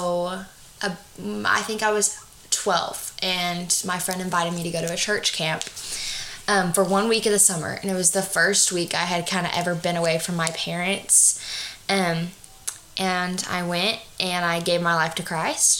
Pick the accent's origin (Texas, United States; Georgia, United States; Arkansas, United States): Arkansas, United States; also born or lived in Fort Smith; just from good old Arkansas